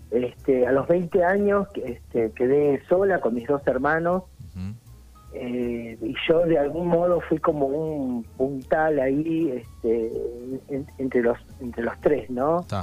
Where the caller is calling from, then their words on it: General Pico, La Pampa, Argentina; Estoy en General Pico, voy y vengo de Pico a ah. Santa Rosa.